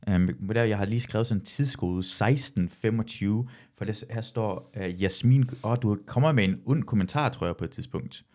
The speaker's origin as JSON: {"language": "Danish", "region": "Jutland", "country": "Denmark", "said": "jeg er fra Jylland, så jeg bruger træls ofte."}